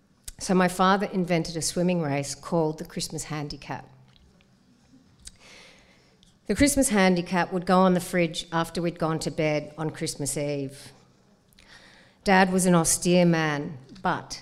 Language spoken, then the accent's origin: English; Sydney, New South Wales, Australia; So I grew up in Cammeraygal country on the harbour in a house of 10 people.